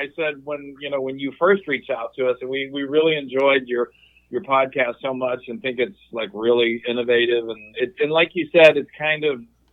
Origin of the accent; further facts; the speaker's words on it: South Dakota, United States; I grew up in the Midwest in a small town in South Dakota, and I always said pecan